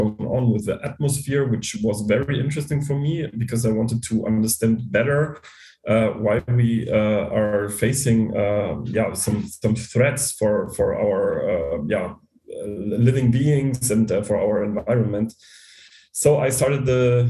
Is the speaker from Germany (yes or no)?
yes; Bavaria, Germany; I grew up in a small town in Bavaria